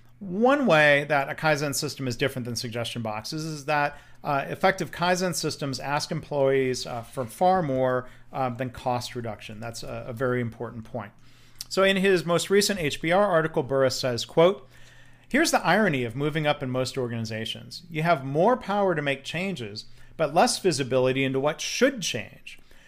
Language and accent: English; Texas, United States; I'm from Texas, so the UT here, of course, means University of Texas